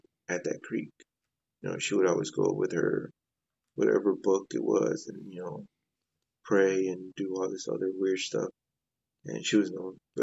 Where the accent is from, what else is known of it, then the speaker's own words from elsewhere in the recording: Dallas, Texas, United States; I'm from the Dallas area, Oak Cliff to be exact, which is that's where I'm from.